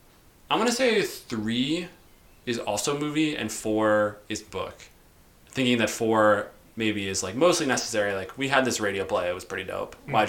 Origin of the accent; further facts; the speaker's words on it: United States; I'm an American.